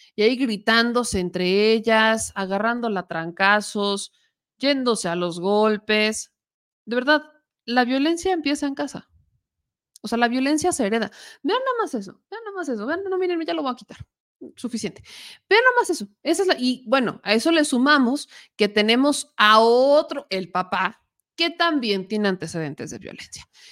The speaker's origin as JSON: {"language": "Spanish", "region": "Puebla", "country": "Mexico", "said": "los poblanos son, somos, porque soy poblana"}